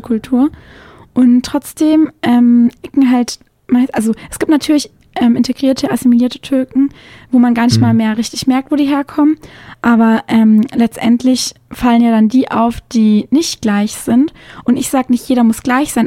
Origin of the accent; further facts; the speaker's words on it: Konstanz, Baden-Württemberg, Germany; moved away; also born or lived in Mühlacker; Also ich bin dann aufgewachsen in Konstanz am Bodensee.